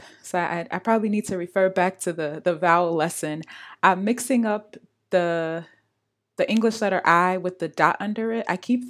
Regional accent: Imo, Nigeria; I'm from Imo State.

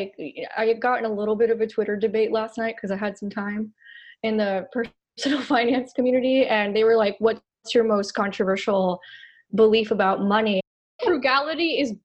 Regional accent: Miami, Florida, United States; I am from the 305 Miami, Florida, born and raised

